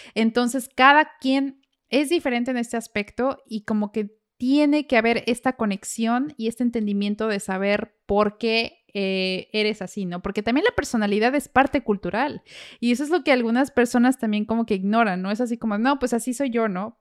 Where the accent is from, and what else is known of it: Mexico; moved away